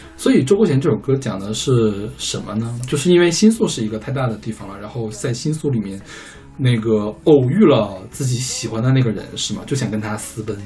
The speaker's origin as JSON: {"language": "Chinese", "country": "China"}